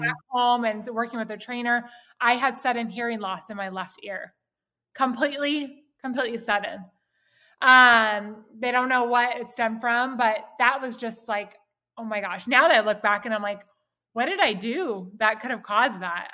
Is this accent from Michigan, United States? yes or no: no; Southern California, United States; I grew up here in Southern California.